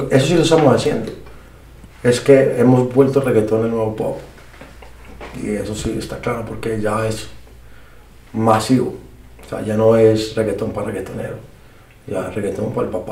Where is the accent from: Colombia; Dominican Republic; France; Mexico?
Colombia; que yo soy colombiano, no vengo de Puerto Rico, ¿sabes?